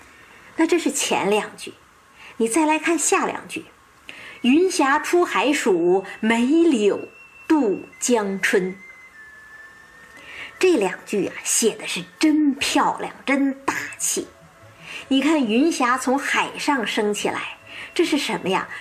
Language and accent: Chinese; northern China, China; 你比方说哈，我是北方人，冬天习惯了冰天雪地了